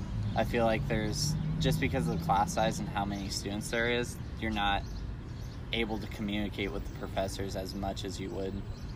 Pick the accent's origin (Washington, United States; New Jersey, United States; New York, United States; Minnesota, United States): Washington, United States; Lacey; moved away as an adult; now in Tucson, United States; I'm from Lacey, Washington.